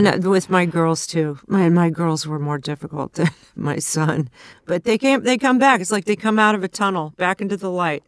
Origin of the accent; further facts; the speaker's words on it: Ventura, California, United States; also born or lived in Los Angeles; north of L A in Ventura